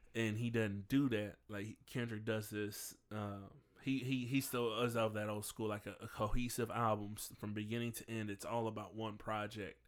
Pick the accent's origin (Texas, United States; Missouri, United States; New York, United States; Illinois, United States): Missouri, United States; St. Louis; I'm from Saint Louis